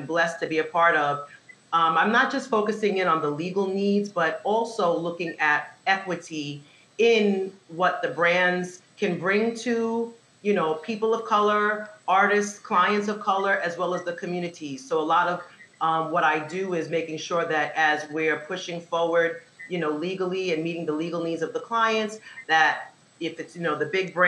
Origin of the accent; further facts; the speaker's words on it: New York City, New York, United States; also born or lived in Nashville, Tennessee; born and raised in Staten Island, New York